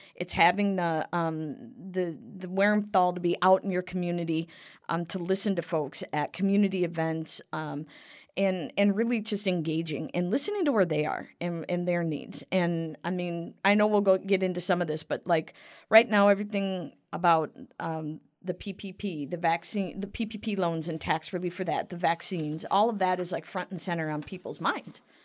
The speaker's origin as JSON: {"language": "English", "town": "Cottage Grove", "region": "Minnesota", "country": "United States", "tie": "born or raised there", "said": "So that's Cottage Grove. That's my hometown"}